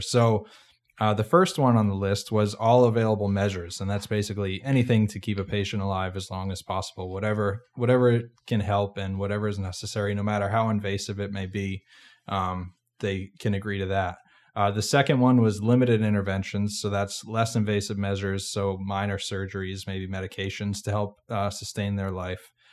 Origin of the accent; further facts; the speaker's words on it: Massachusetts, United States; moved away; I'm from Massachusetts originally